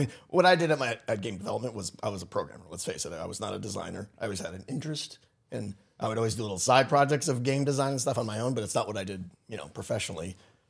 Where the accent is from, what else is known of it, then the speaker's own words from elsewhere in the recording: New England, United States; moved away as an adult; I'm from Connecticut and Massachusetts, Rhode Island, New England boy.